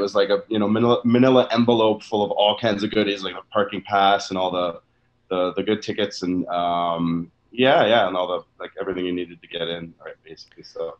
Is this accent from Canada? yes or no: yes; Canada; because I'm from Canada here, was Much Music, probably